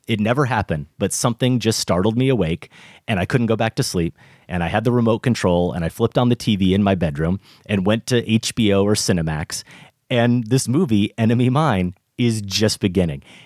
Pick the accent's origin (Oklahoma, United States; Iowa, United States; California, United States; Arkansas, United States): Iowa, United States; my home state of Iowa